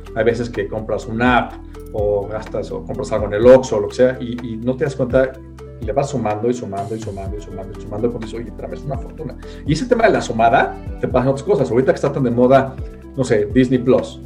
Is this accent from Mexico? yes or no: yes; Mexico; Y lo que no hacemos en México es no ahorrar nada todos vivimos por encima de nuestros ingresos